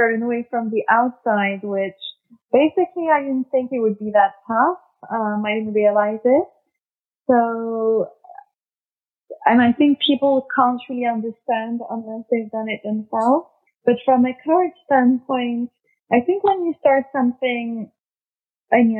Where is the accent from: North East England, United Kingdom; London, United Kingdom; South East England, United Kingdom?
London, United Kingdom; also born or lived in France / New York; I'm obviously French, but I grew up mostly in London.